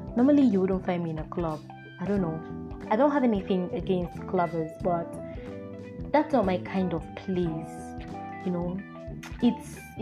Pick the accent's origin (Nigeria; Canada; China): Nigeria; Akwa Ibom; I am a Nigerian. I come from Akwa Ibom State